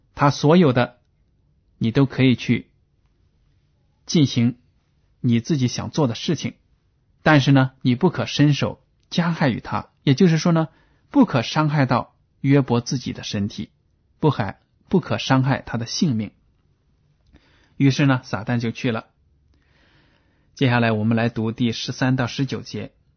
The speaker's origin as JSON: {"language": "Chinese", "country": "China", "said": "这样的观念呢，我们中国人都有的"}